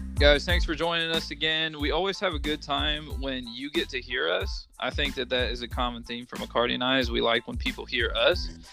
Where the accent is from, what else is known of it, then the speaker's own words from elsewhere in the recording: Midwest, United States; I'm from the Midwest